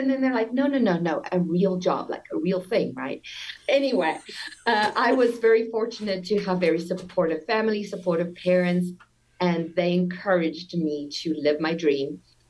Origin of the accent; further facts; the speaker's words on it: South Africa; now in United States; Yes, so I'm born and raised in South Africa. You might detect a little accent, but that's already Americanized a lot. I've been here for 23 years.